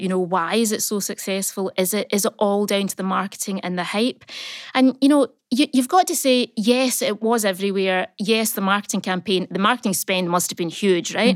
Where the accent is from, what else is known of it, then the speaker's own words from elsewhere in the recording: Uddingston, Scotland, United Kingdom; we are Scottish. We are from small places that nobody's ever heard